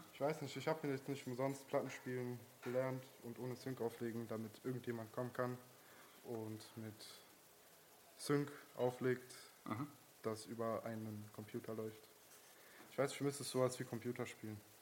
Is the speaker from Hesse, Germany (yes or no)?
yes; Frankfurt, Hesse, Germany; ich komme aus Frankfurt